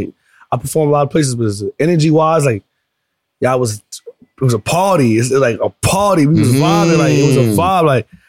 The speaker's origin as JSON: {"language": "English", "town": "New York City", "region": "New York", "country": "United States", "said": "I'm from Brooklyn."}